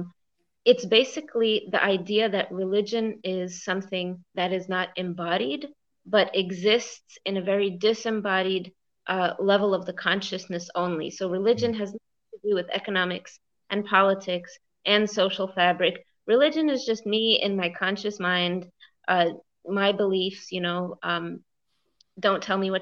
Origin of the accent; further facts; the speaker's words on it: United States; as an American